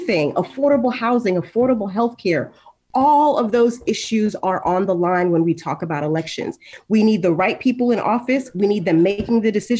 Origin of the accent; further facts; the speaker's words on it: Haiti; now in Florida, United States; I was born in Haiti, and I come from a state with a significant number of immigrants